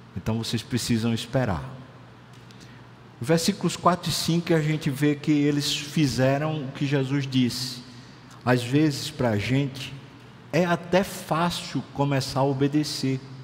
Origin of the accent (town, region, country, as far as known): Brazil